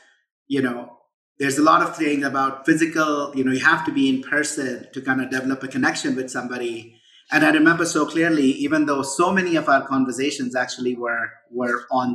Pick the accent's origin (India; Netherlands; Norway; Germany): India; moved away as an adult; now in United States; I grew up in India. I moved to the US in 97 when I was 23.